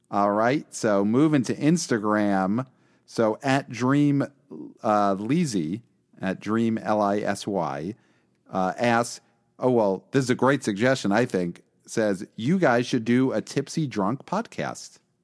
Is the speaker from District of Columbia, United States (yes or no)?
no; New York City, New York, United States; I'm from Brooklyn, we don't say y'all